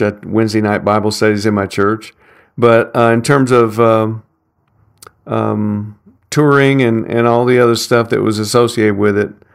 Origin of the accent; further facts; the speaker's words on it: Nashville, Tennessee, United States; I grew up in North Nashville in Madison